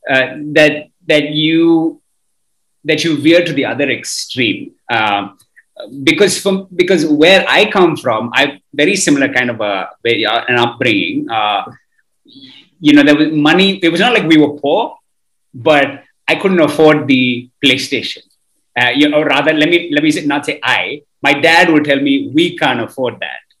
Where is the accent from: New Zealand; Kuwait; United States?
Kuwait; we grew up in Kuwait.